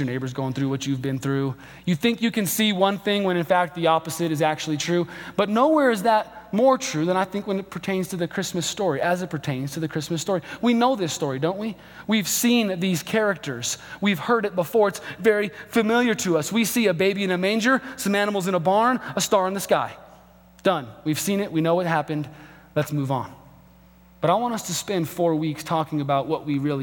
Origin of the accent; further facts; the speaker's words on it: Albuquerque, New Mexico, United States; my hometown of Albuquerque, we are not a sports town.